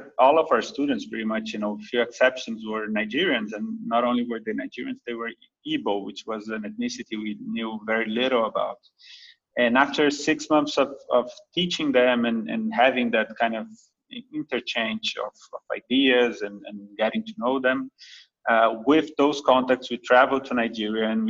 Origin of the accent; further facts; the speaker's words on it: Brazil; English is a second language; moved away as an adult; also born or lived in Rio de Janeiro / São Paulo / New York; I know I'm Brazilian. I grew up in Brazil between Rio and São Paulo.